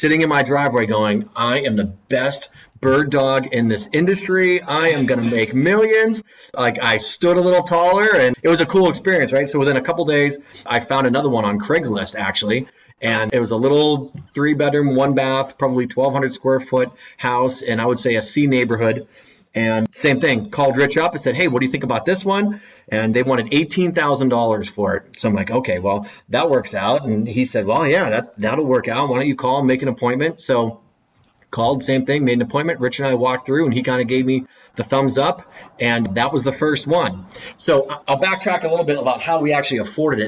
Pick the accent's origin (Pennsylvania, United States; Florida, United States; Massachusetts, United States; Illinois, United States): Pennsylvania, United States; Erie; also born or lived in Philadelphia; born and raised in Erie, Pennsylvania